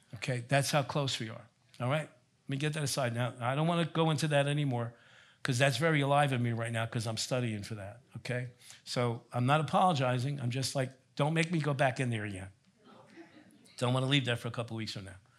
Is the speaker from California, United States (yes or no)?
no; Elizabeth, New Jersey, United States; also born or lived in Colonia, New Jersey; I grew up in Elizabeth, New Jersey